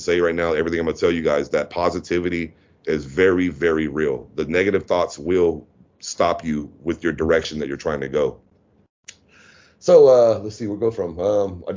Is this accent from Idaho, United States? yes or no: no; Louisiana, United States; also born or lived in Sacramento, California; now in Pattaya, Thailand; being from Louisiana, I was born in Louisiana